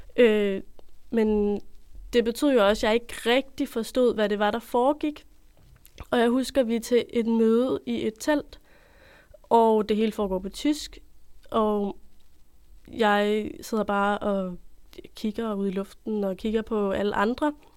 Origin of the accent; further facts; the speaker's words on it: Copenhagen, Capital Region of Denmark, Denmark; moved away as an adult; now in Odense, Denmark; Jeg er født og opvokset i København